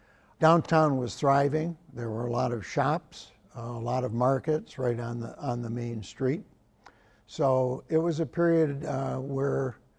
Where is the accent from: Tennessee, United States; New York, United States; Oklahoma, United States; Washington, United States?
New York, United States; Carthage; the small towns in northern New York, where I grew up in Carthage